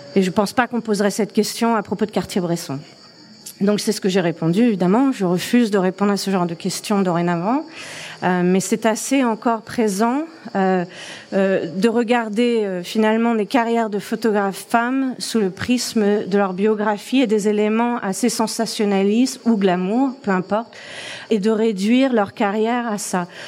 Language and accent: French; France; moved away as an adult; now in Toronto, Canada; je suis française. Euh, ça fait 15 ans que je vis à Toronto